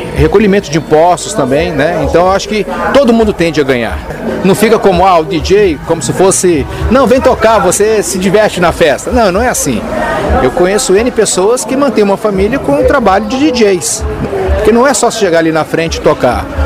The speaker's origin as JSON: {"language": "Portuguese", "region": "São Paulo", "country": "Brazil", "moved": "yes", "lives_now": "Brasília, Brazil", "said": "sou de São Paulo, trabalhei nas casas noturnas de São Paulo"}